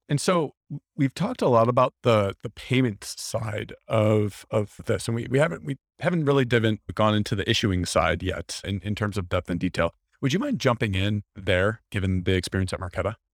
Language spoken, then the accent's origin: English; Wisconsin, United States; I'm from Wisconsin.